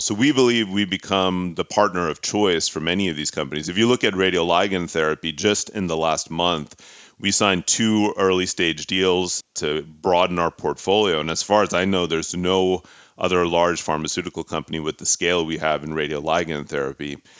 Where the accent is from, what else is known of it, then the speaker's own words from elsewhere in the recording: Pittsburgh, Pennsylvania, United States; moved away; I'm a son of immigrant parents from India. I grew up in Pittsburgh, Pennsylvania